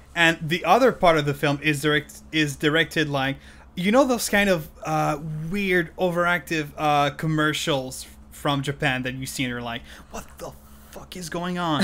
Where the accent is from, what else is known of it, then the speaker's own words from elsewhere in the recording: Canada; first language French; English is a second language; I'm Canadian French, which is that I'm a native French speaker